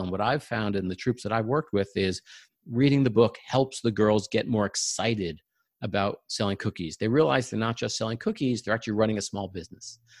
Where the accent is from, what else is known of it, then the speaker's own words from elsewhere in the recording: Long Island, New York, United States; moved away as an adult; now in Silicon Valley, United States; I grew up in New York, uh, on Long Island, and we're now living in Silicon Valley